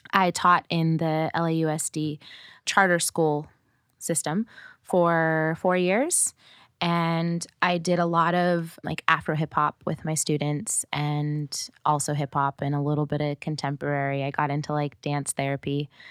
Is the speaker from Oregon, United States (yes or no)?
yes; Oregon, United States; moved away as an adult; also born or lived in Portland / Eugene; now in California, United States; I grew up in Oregon, which is not diverse